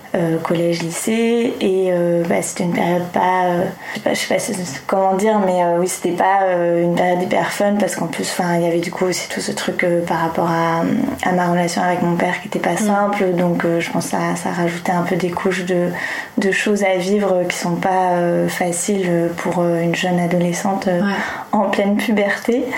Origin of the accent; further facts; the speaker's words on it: Tours, Centre-Val de Loire, France; moved away as an adult; also born or lived in Montreal, Canada; now in Paris, France; J'ai effectivement passé toute mon enfance à Tours. Euh, j'ai vraiment euh, grandi là-bas de mes 0 euh, ans à, mes 19 ans.